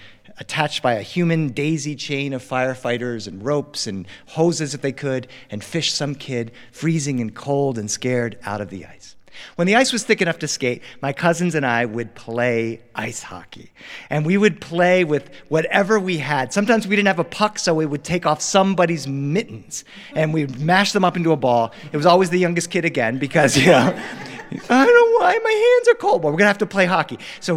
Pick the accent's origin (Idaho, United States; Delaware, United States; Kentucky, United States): Delaware, United States; now in Los Angeles, United States; growing up in Delaware